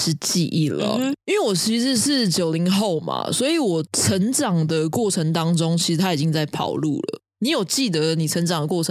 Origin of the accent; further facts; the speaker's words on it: Taiwan; 为我们台湾的这种贺岁片奠定了一种风格